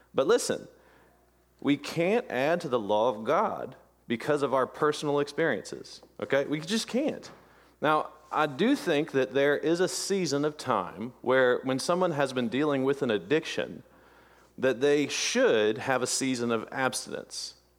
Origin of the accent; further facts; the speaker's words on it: Jackson Parish, Louisiana, United States; I was born and raised in Jackson Parish, North Louisiana, and there was a big prominent Southern Baptist church there